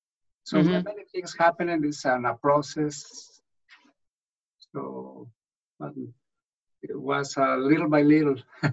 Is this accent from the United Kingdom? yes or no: no; Mexico City, Mexico; English is a second language; moved away as an adult; also born or lived in Rome, Italy / Odessa, Texas; now in Tulsa, United States; I was born in Mexico City. My origin is Mexican, of course. But prior to come to the Tulsa city, I was living in Odessa, Texas, as Hispanic